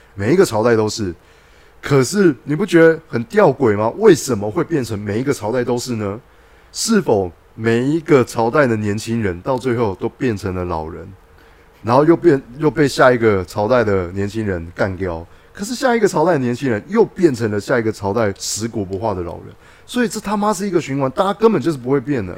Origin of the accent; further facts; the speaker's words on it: Guanmiao, Tainan, Taiwan; 我小时候是在那个菜市场那边租， 租哥亮的录音带